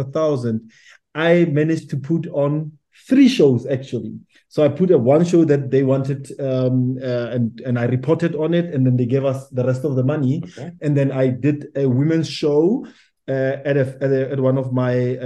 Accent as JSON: {"language": "English", "town": "Pretoria", "region": "Gauteng", "country": "South Africa", "lives_now": "Johannesburg, South Africa", "said": "I'm based in Johannesburg as much as I'm from Pretoria, but I'm based in Johannesburg"}